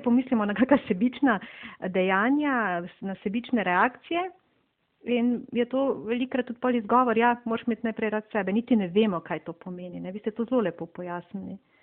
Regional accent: Slovenia; Slovenci smo znani kot zelo zadržani

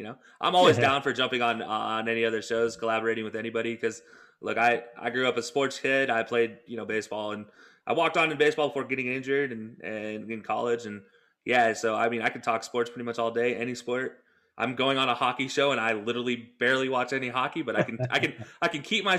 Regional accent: Alabama, United States; now in Cleveland, United States; I'm from Alabama.

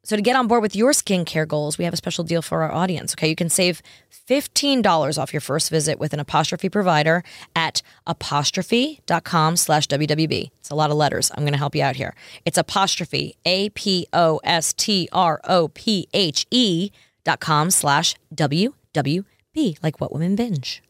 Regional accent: New York, United States; moved away; I grew up in New York

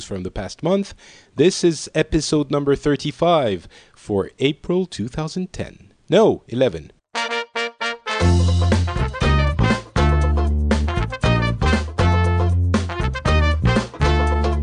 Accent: Paris, Île-de-France, France; I'm from Paris

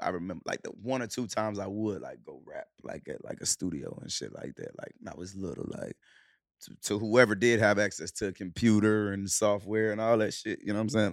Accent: Charlotte, North Carolina, United States; also born or lived in Cleveland, Ohio / Clarksdale, Mississippi; we was born in Cleveland, Ohio. We moved to Charlotte when we was, when I was seven.

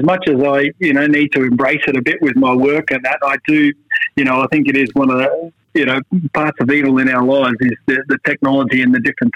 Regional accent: Tamworth, New South Wales, Australia; I grew up just outside of Tamworth

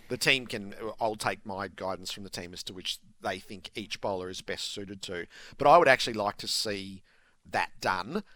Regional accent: Australia; as an Australian sporting public

